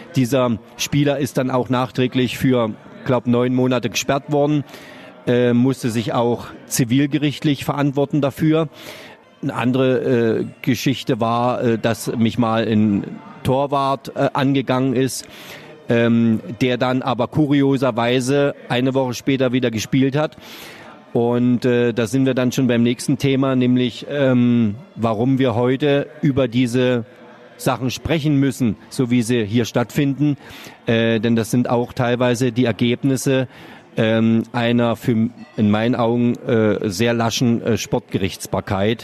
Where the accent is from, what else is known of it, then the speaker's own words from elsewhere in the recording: Brandenburg, Germany; moved away as an adult; now in Mannheim, Germany; habe meine Schiedsrichterprüfung damals äh, in meinem Heimatort absolviert, äh, habe dann äh, für den Fußballverband Brandenburg quasi als Schiedsrichter angefangen